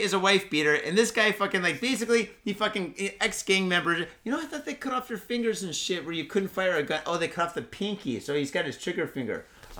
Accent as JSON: {"language": "English", "town": "Mitaka", "region": "Tokyo", "country": "Japan", "tie": "born or raised there", "said": "I grew up in the Mitaka streets. Mitaka's a nice area."}